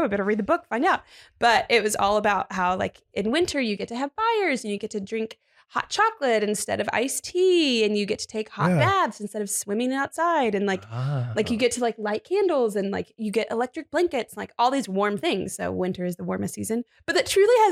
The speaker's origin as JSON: {"language": "English", "region": "Texas", "country": "United States", "moved": "yes", "said": "I am a Texan that lives in not Texas, so it is very cold here."}